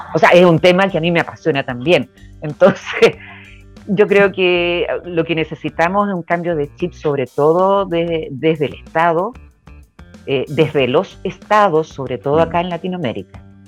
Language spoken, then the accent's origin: Spanish; Chile; Mi tierra